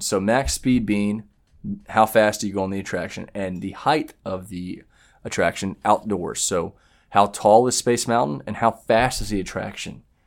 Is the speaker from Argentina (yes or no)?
no; the Carolinas, United States; we're from the Carolinas